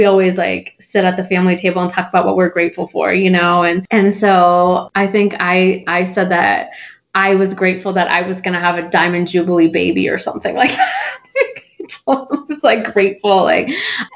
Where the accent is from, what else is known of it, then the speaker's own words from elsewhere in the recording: United States; growing up in America, by being part of the American culture